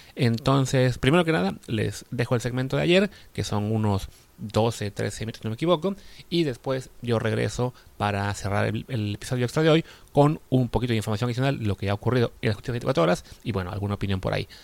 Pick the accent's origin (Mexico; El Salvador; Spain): Mexico